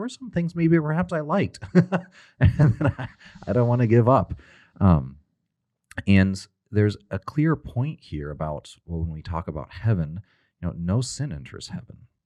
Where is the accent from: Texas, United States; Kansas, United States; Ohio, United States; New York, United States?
Texas, United States; I'm from Texas